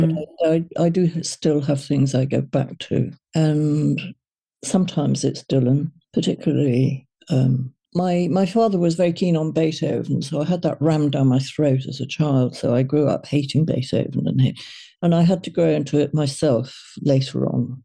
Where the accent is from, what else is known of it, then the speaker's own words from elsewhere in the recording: Liverpool, North West England, United Kingdom; they were from Liverpool, and so was